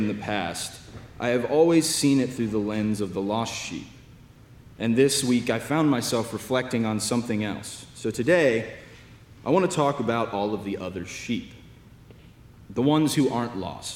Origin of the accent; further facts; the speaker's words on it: Lexington, Kentucky, United States; moved away as an adult; now in Austin, United States; I am from the Diocese of Lexington in Lexington, Kentucky.